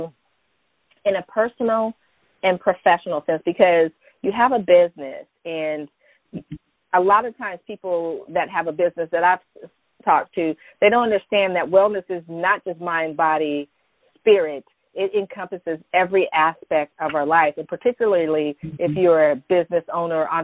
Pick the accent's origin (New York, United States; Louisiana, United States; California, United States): California, United States; San Francisco Bay Area, Northern; I'm from California. I grew up in Northern California, San Francisco Bay Area